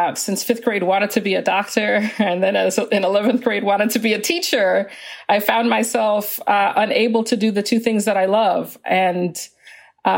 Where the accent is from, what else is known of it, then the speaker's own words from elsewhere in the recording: Atlanta, Georgia, United States; also born or lived in Canada; I was born in Canada, but I've grown up in the United States since I was 8 years old, in Atlanta since I was 8 years old